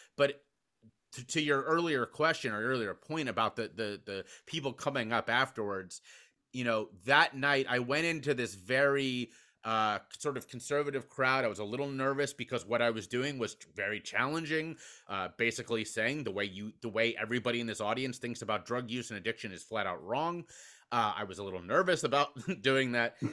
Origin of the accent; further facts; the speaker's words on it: Cincinnati, Ohio, United States; my hometown of Cincinnati, Ohio.